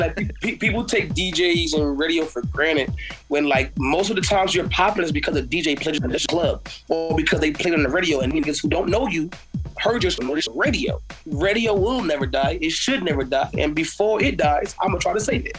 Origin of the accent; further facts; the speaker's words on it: Fayetteville, North Carolina, United States; I'm from Fayetteville, North Carolina